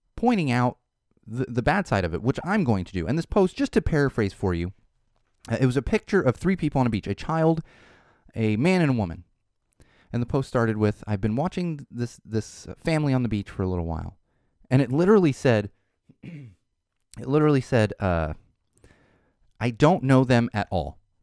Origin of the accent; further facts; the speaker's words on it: Poway, California, United States; my hometown there in Poway in San Diego